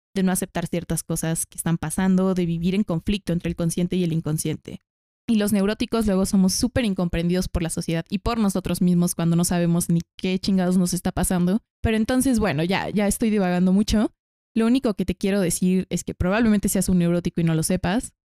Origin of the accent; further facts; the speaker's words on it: Mexico; aquí en México